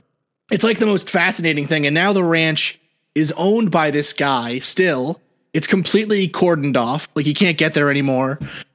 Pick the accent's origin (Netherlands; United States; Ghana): United States; New York City, New York; So I grew up in New York City, and right in Jersey, there's that story, the Jersey Devil, right?